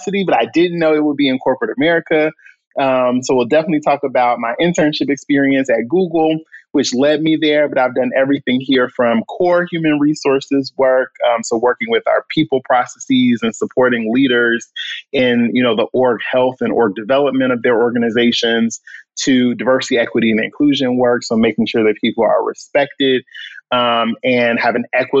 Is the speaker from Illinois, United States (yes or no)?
yes; Chicago, Illinois, United States; also born or lived in Philadelphia; born and raised in Chicago on the South Side.